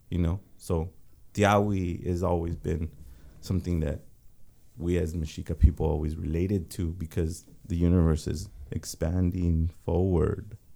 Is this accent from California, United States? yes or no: yes; Los Angeles, California, United States; I LA grew up in East Los Angeles. Oh, okay. I grew up on Brooklyn and Mott.